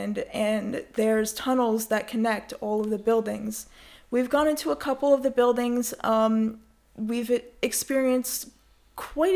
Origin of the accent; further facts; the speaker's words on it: New York, United States; I'm from New York. I've always been from New York. I've... you know, live my entire life in New York.